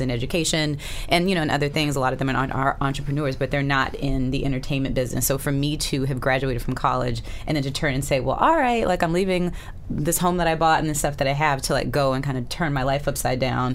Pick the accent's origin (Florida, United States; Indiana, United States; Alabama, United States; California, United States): Alabama, United States; moved away; also born or lived in Boston; I again grew up in Alabama. I was born in Boston